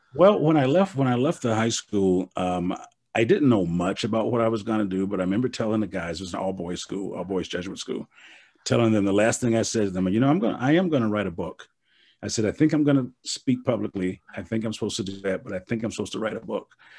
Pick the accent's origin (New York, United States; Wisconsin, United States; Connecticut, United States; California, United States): Wisconsin, United States; Milwaukee; moved away; I'm from Milwaukee